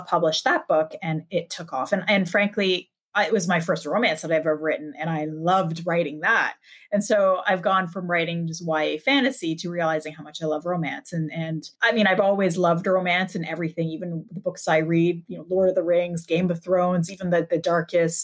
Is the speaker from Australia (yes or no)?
no; Canada; I'm Canadian.